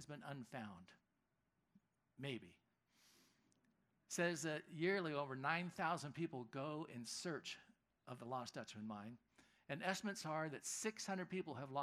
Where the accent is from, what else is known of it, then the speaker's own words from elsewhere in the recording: California, United States; Growing up in California, and you get your California history